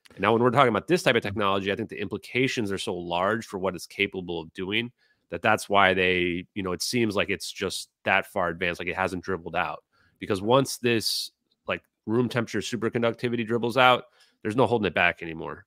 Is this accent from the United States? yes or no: yes; United States; I'm a healthy American